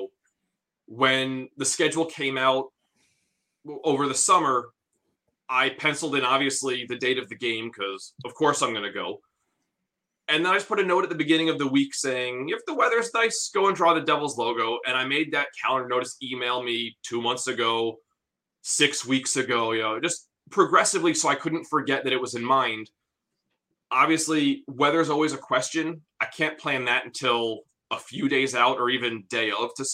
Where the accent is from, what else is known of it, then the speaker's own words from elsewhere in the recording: New Jersey, United States; moved away; I grew up in New Jersey